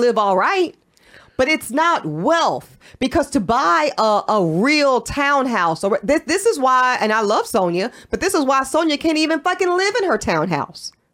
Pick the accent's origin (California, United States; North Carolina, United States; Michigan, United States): North Carolina, United States; I'm from North Carolina